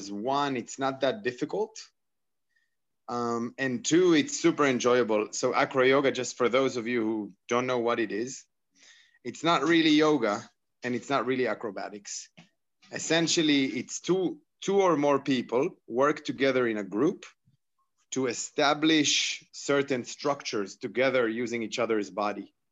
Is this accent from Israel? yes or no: yes; Israel; I'm from Israel.